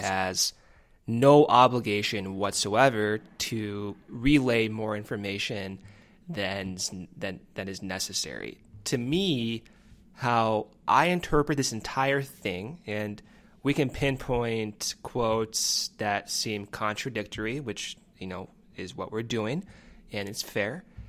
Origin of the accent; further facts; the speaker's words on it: Arizona, United States; moved away; also born or lived in Chicago; I'm from Arizona.